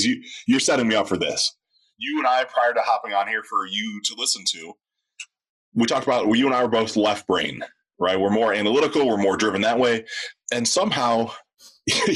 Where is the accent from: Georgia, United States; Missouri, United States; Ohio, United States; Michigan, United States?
Ohio, United States; my home state of Ohio